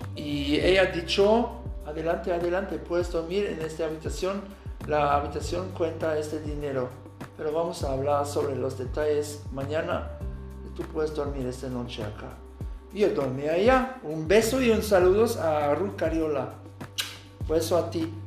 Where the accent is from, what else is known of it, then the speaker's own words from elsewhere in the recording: Aachen, North Rhine-Westphalia, Germany; Spanish is a second language; also born or lived in Bilbao, Spain / Puebla, Mexico; Yo estoy de Alemania, de Aachen, que es una ciudad cerca de Colonia, de la frontera de Holanda y Bélgica.